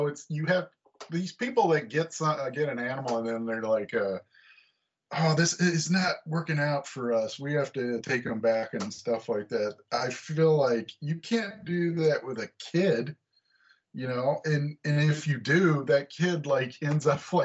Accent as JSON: {"language": "English", "town": "Memphis", "region": "Tennessee", "country": "United States", "tie": "born or raised there", "moved": "as an adult", "lives_now": "Chicago, United States", "said": "I grew up in Tennessee, and I moved up here to work in comics"}